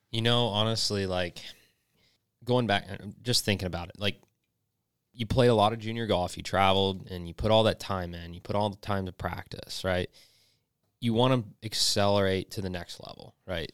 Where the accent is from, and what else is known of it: North Georgia, United States; born or raised there; also born or lived in Bradenton, Florida